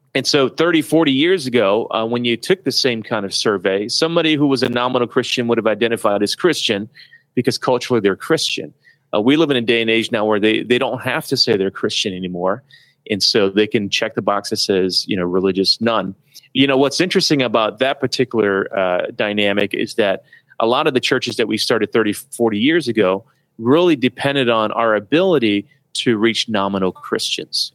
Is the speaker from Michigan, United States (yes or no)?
yes; Detroit, Michigan, United States; I grew up in Detroit